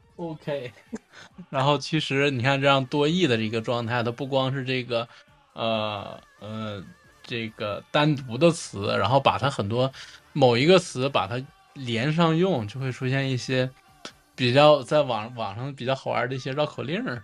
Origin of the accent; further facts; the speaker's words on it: Northeast China, China; accent: Northeastern Mandarin; 我们方言对蜻蜓的称呼